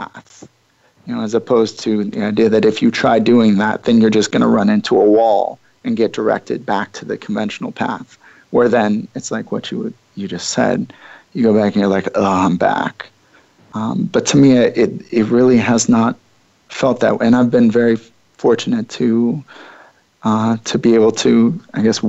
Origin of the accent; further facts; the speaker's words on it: Midwest, United States; I took 4 years largely away from my hometown, away from the Midwest for the most part.